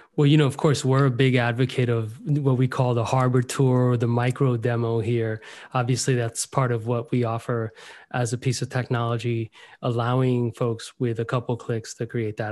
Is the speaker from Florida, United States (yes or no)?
yes; Miami, Florida, United States; This is my hometown